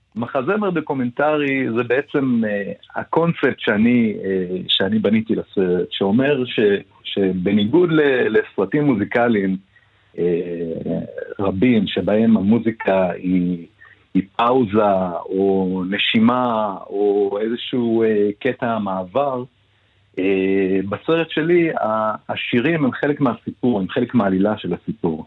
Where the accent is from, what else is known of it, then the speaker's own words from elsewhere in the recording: Ness Ziona, Central District, Israel; אני גדלתי לא בנס ציונה